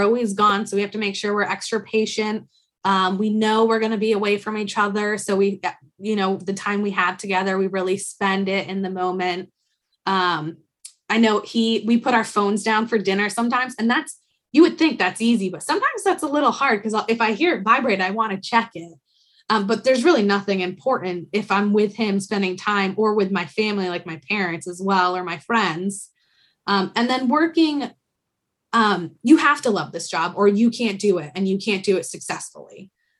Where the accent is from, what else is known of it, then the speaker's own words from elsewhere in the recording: Rhode Island, United States; we're from Rhode Island and my mom's from upstate New York and my dad's from Philadelphia.